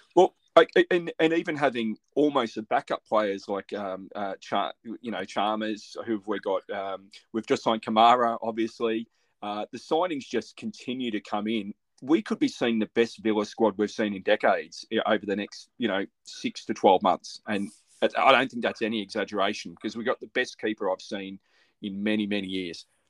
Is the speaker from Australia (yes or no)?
yes; Melbourne, Victoria, Australia; I grew up in Melbourne